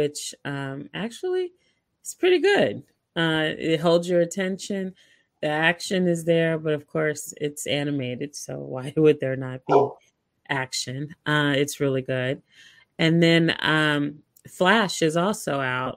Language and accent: English; Wyandotte County, Kansas, United States; born or raised there